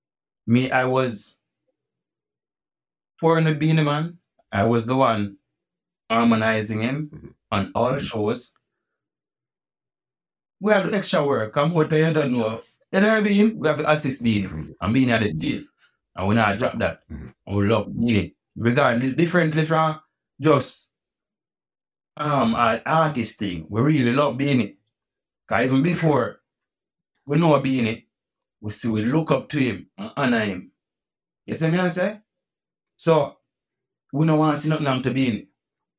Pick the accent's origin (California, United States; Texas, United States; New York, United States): New York, United States; born there; I was born in New York. That's why I live in New York now.